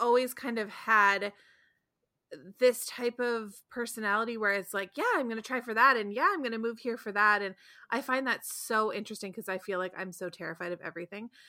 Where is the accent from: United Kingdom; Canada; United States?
Canada; Ontario; I was raised in Ontario